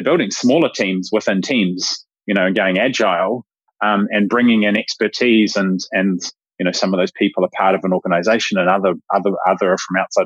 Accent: New Zealand; I'm a Kiwi

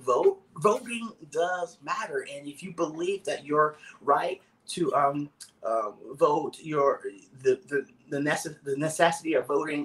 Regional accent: Dallas, Texas, United States; I'm from Dallas, Texas

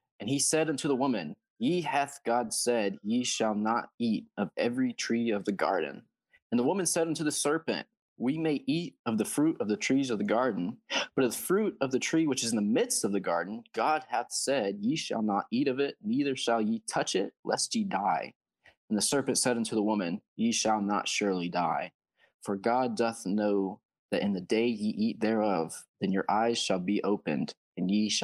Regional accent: Georgia, United States; I'm from Georgia

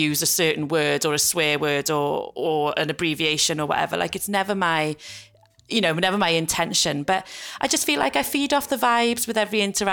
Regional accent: South Wales Valleys, United Kingdom; moved away as an adult; now in Liverpool, United Kingdom; I was brought up in the South Wales Valleys. I then moved to Liverpool 10 years ago to start work.

